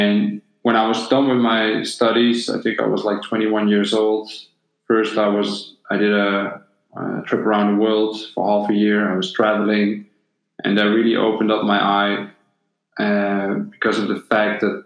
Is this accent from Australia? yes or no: no; Netherlands; also born or lived in Bosnia and Herzegovina; When I was 6 years old, me and my family moved to the Netherlands. And before that, we lived in former Yugoslavia